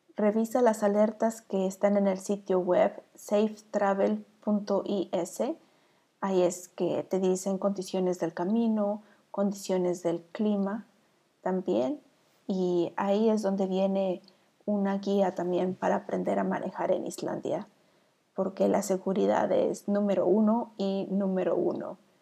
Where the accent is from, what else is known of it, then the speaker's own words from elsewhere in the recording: Mexico; now in Iceland; soy la vikinga mexicana